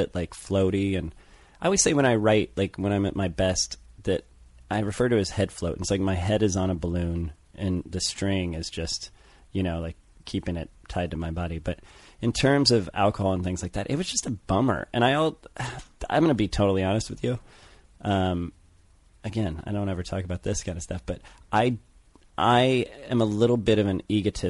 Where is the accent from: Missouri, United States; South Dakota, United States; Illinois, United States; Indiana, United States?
Missouri, United States; St. Louis; I grew up in St. Louis